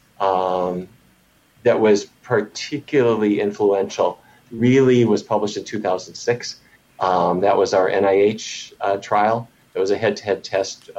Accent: Fargo, North Dakota, United States; I grew up in Fargo, North Dakota

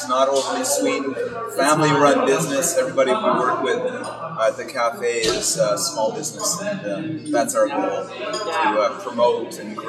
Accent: Ottawa, Ontario, Canada; Yeah, so I grew up in Ottawa. I grew up in Westboro. It was like living in a small town.

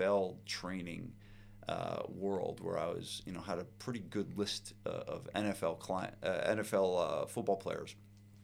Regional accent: New Providence, New Jersey, United States; I grew up in New Providence

